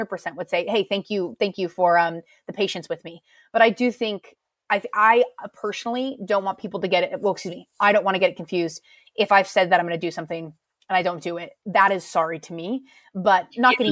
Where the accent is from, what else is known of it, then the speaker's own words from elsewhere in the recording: United States; moved away as an adult; now in United Kingdom; as an American coming here